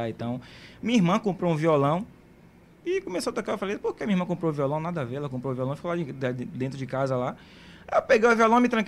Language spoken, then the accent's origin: Portuguese; Santo Amaro, Bahia, Brazil; also born or lived in São Francisco do Conde; mas eu não nasci em Camaçari, eu sou de Santa Amaro. Nasci em Santa Amaro. Morei 11 anos em São Francisco do Conde, num povoadozinho chamado Campinas.